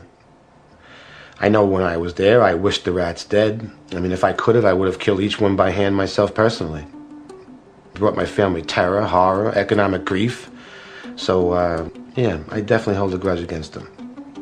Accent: New York City, New York, United States; I'm from Brooklyn. I mean, I'm from the streets of Brooklyn. I was born, raised, and probably will

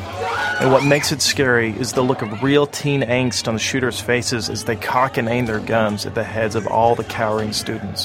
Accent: Amarillo, Texas, United States; now in New York, United States; I grew up in Amarillo, Texas

